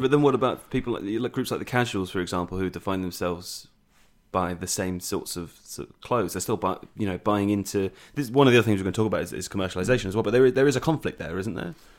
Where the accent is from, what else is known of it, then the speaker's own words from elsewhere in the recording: England, United Kingdom; as an English person